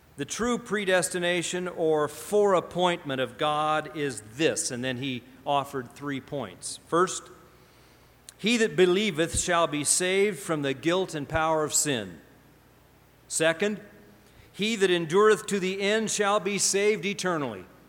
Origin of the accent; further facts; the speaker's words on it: Pacific Northwest, United States; moved away as an adult; also born or lived in Indiana / Ohio; I came from Pacific Northwest